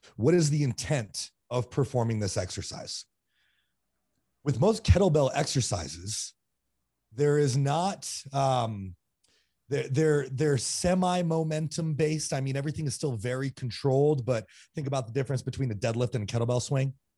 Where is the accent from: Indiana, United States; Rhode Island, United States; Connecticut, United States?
Rhode Island, United States; East Greenwich; moved away; also born or lived in Burlington, Vermont / Colorado; I grew up in East Greenwich, Rhode Island